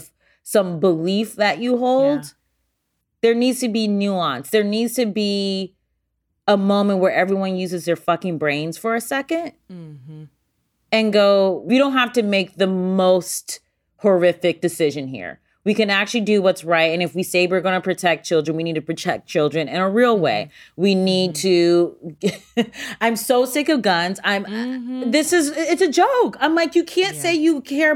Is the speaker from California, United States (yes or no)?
no; Ohio, United States; moved away; I'm from the Midwest